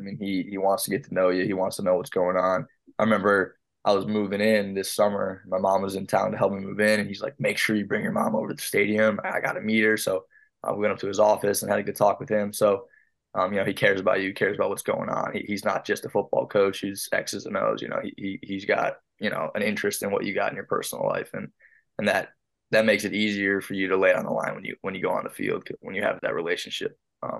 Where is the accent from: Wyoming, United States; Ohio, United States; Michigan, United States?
Ohio, United States; Brecksville; moved away; Rexville, yeah, that's right in my hometown.